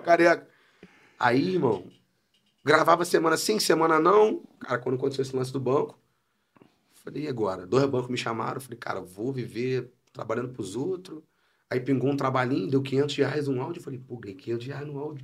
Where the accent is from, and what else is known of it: São Gonçalo, Rio de Janeiro, Brazil; born or raised there; also born or lived in Niterói